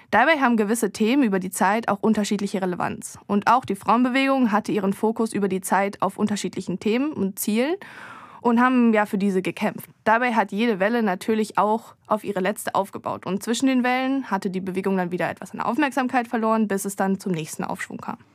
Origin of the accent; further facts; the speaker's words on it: Baden-Württemberg, Germany; in dem Fall hatten die Baden es drauf und das sage ich nicht oft als echte Schwäbin.